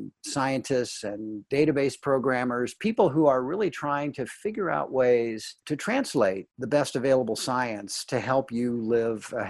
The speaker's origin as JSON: {"language": "English", "town": "St. Louis", "region": "Missouri", "country": "United States", "also_born_or_lived": "Washington, D.C.", "moved": "as an adult", "said": "I come from St. Louis, came from the Midwest, moved out to D.C. in 1976"}